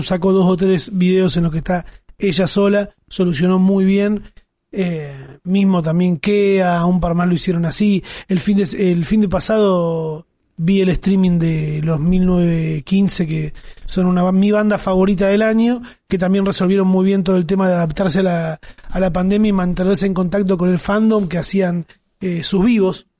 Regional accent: Argentina

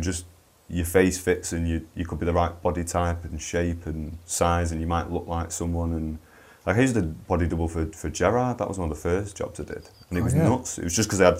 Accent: Manchester, North West England, United Kingdom; I grew up in Burnage

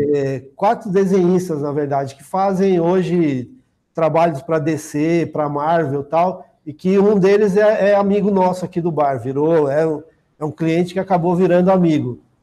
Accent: Osasco, São Paulo, Brazil; Eu já nasci aqui em São Paulo, em Osasco

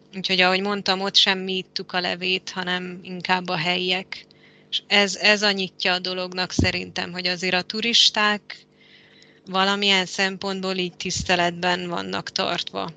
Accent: Transylvania, Romania; moved away as an adult; also born or lived in Budapest, Hungary / Malta / Spain / Mexico; most itt vagyok Erdélyben, ahol születtem és felnőttem

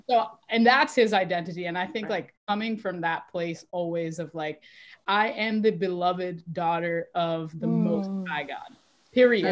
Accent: Florida, United States; moved away as an adult; now in Boston, United States; I live currently in Boston, but yes, I originally I grew up in Florida. Um, I moved to uh, Boston in 2008 to go to law school

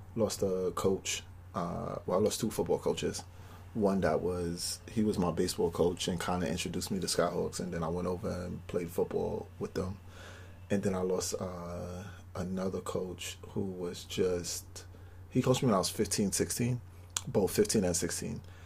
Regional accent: New York City, New York, United States; I grew up in Brownsville

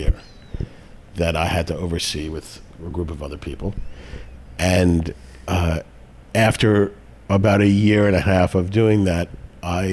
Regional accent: New York City, New York, United States; also born or lived in Westchester County, New York; I grew up in the Bronx and then in Westchester County, outside of New York City

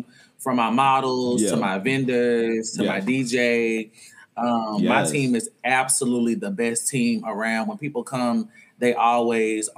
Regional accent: Arkansas, United States; moved away as an adult; now in Atlanta, United States; I'm originally from Arkansas, 29 years old, currently living in Atlanta. Moved here in 2018

